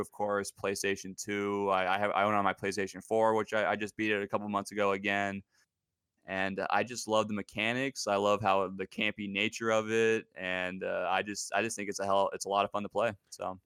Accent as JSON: {"language": "English", "region": "Pacific Northwest", "country": "United States", "tie": "born or raised there", "also_born_or_lived": "Seattle, Washington", "said": "I was born and raised in the Pacific Northwest. Uh, I'm still living here currently in Seattle, Washington"}